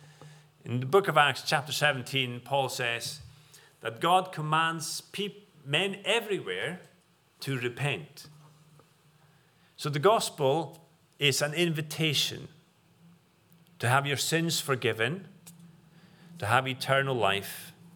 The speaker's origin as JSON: {"language": "English", "country": "Faroe Islands", "moved": "yes", "lives_now": "United Kingdom", "said": "the far-flung islands of the Faroes, where I'm from"}